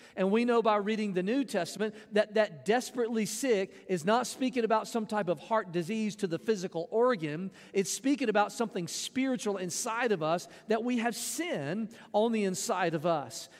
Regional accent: Jackson, Mississippi, United States; also born or lived in Florence, Mississippi; I was, uh, born in Mississippi. I was adopted by my parents. I grew up around Jackson

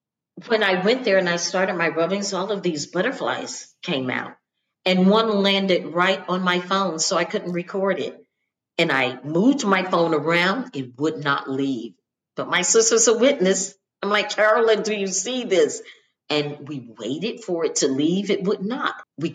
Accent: the South, United States; I mean, like my growing up in the South, and we certainly don't give out obituaries and pictures

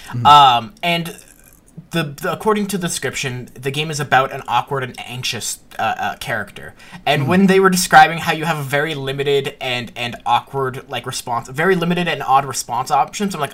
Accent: Canada; we're Canadian

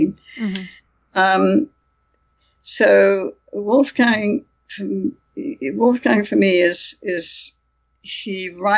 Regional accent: India; moved away; also born or lived in United Kingdom; I come from India, so I was fluent in Hindi at one time

